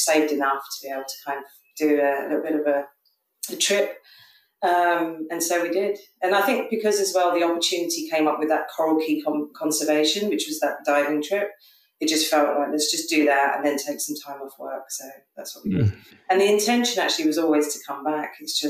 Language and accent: English; England, United Kingdom; style is kind of a combination of everything that I love from both cultures and also what I love from being English as well, you know, the kind of quality and craftsmanship that you get from the UK.